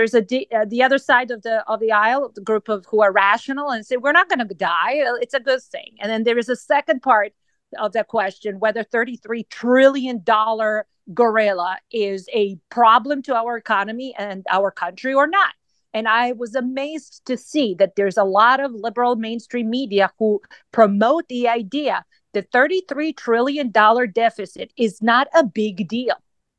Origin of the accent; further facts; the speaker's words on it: Serbia; English is a second language; now in United States; brings back and flashes back the memory when I grew up in Yugoslavia, where the inflation in 1994 was 330% per year.